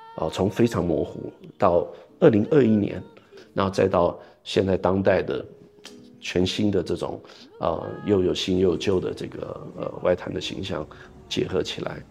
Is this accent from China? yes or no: no; Taipei, Taiwan; moved away; 我从小在这个台湾的台北生长，呃，也是一个城市，也我们也有一条河，淡水河